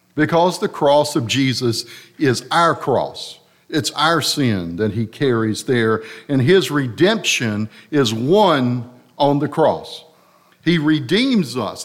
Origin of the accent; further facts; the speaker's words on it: Harnett Central, North Carolina, United States; I'm from Harnett Central